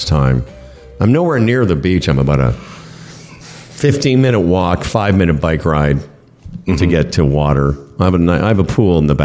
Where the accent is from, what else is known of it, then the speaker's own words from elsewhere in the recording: Toronto, Ontario, Canada; I was from Toronto, Canada